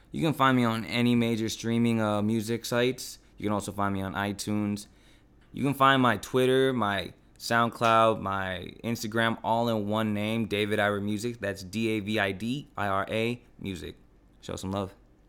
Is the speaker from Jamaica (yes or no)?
no; Philippines; now in San Diego, United States; I'm a Filipino rapper